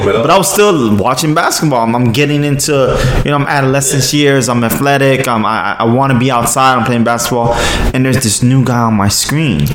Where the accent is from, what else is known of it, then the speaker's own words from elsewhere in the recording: New York City, New York, United States; growing up in Brooklyn